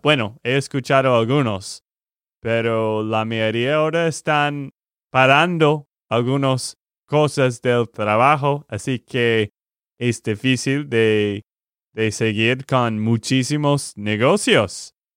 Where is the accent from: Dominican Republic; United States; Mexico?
United States; Texas; de Texas, Estados Unidos